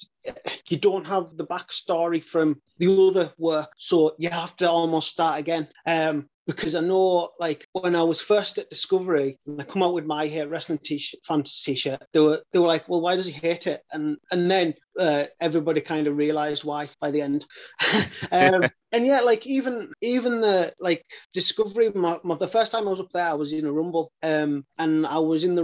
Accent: Carlisle, North West England, United Kingdom; we're in Carlisle. I'm from Carlisle

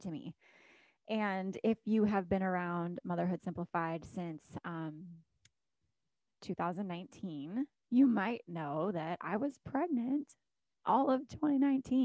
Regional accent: Alaska, United States; moved away as an adult; also born or lived in Florida; I was born and raised in Alaska, had not lived anywhere other than Alaska for 24 years until we decided to move out of Alaska and move to Florida

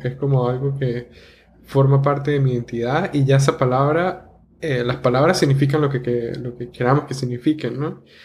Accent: San Cristóbal, Táchira, Venezuela; accent: gocho; moved away; viniendo de ese pueblo tan bonito que es San Cristóbal o ciudad

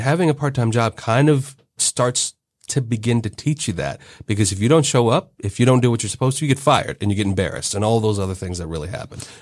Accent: Cincinnati, Ohio, United States; I grew up in Cincinnati in the suburbs

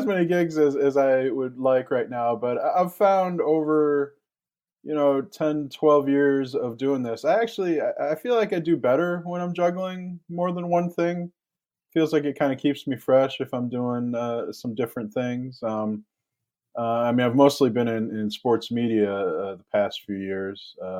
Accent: Ann Arbor, Michigan, United States; I grew up in Metro Detroit in Ann Arbor, and we had a sports media column there, who was coming and going. It was the mid 1990s. We got sports talk radio in Detroit

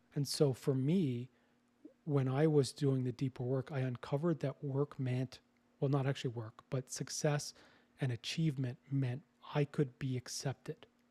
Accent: Canada; moved away as an adult; also born or lived in British Columbia; now in Costa Rica; I'm Canadian

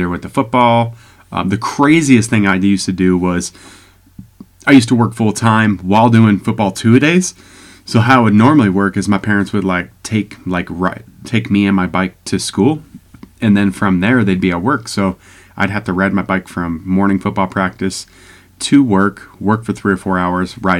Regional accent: Security-Widefield, Colorado, United States; also born or lived in Pueblo West, Colorado; I was born and raised in Southern Colorado Springs, a little town called Security, all right, right next to Security Whitefield area

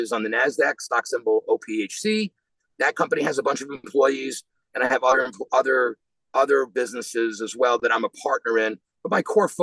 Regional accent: New York City, New York, United States; moved away as an adult; also born or lived in South Bend, Indiana; now in Florida, United States; I'm born and raised in Queens, New York

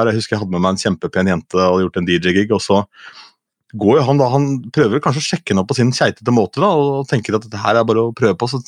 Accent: Askim, Østfold, Norway; men jeg er fra Askim, og i Askim i Indre Østfold

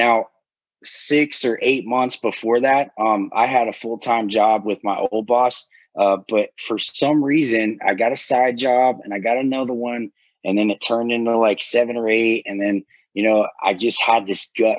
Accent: Florida, United States; now in Blairsville, United States; I'm originally from Florida

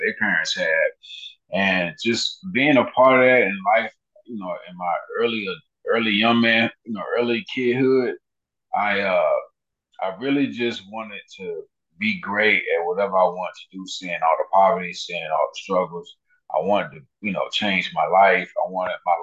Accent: Columbia, South Carolina, United States; moved away as an adult; now in Atlanta, United States; coming down to Benedict and being in South Carolina, and I'm already there, and that's my hometown

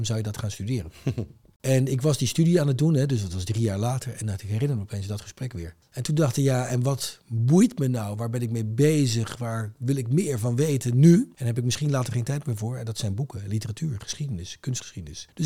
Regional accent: Rotterdam, South Holland, Netherlands; also born or lived in The Hague; Ik ben geboren in Den Haag, maar opgegroeid echt eh, mijn eh, middelbare schooljaren in Rotterdam. In Rotterdam Noord. In een wijk die Hilgersberg heet.

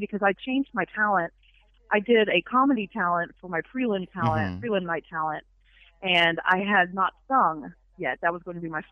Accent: Fayetteville, Arkansas, United States; now in Ohio, United States; from Fayetteville, Arkansas, originally. Mm-hmm. Yes, born and raised

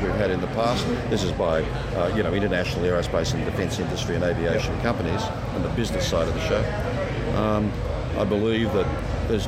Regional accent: Sydney, New South Wales, Australia; moved away; I come from Sydney originally

